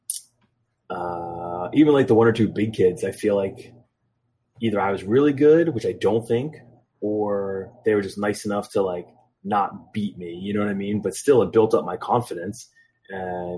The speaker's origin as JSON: {"language": "English", "town": "Philadelphia", "region": "Pennsylvania", "country": "United States", "said": "I'm from Philadelphia"}